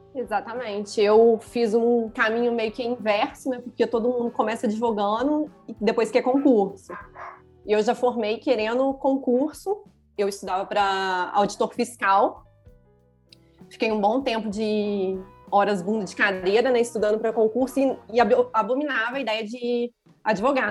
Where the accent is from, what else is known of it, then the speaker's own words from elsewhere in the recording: Juiz de Fora, Minas Gerais, Brazil; eu sou de Minas Gerais, de Juiz de Fora